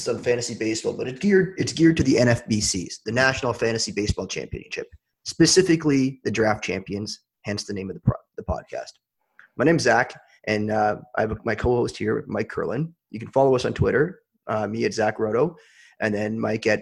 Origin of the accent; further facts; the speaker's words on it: Canada; I'm Canadian